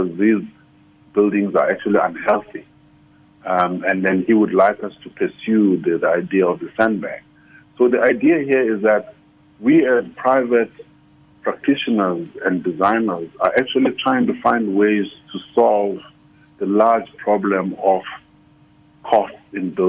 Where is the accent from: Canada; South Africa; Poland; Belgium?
South Africa; Eastern Cape; I come from the Eastern Cape, where people don't even know the word architect.